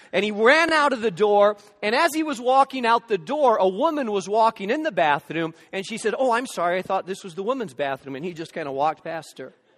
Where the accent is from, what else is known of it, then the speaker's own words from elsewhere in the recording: Gary, Indiana, United States; now in Chicago, United States; I was born in Methodist Hospital in downtown Gary.